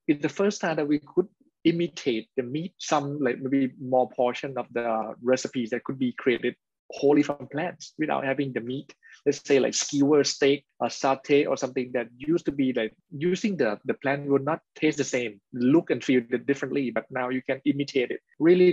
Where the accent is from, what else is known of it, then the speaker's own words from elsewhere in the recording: Thailand; we are from Thailand and from Asia